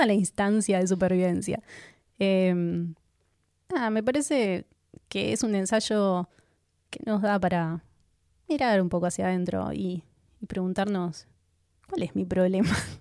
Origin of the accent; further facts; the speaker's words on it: Argentina; aunque somos argentinos